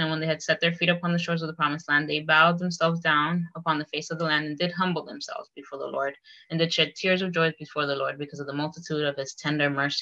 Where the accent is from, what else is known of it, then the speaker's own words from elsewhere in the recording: Miami, Florida, United States; moved away as an adult; also born or lived in Provo, Utah / Boston; I grew up in Miami amongst people just like me, a lot of Latinos